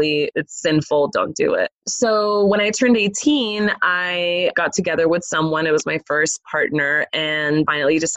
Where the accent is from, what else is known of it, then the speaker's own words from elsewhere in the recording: Los Angeles, California, United States; I grew up in Los Angeles, California